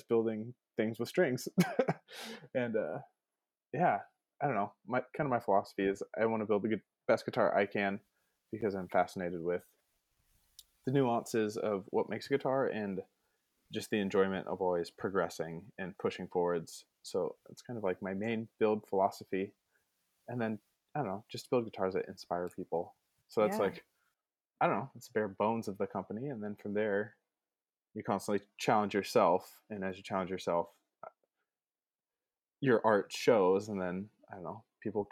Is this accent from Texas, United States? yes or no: no; Ventura, California, United States; I'm from beautiful Ventura, California.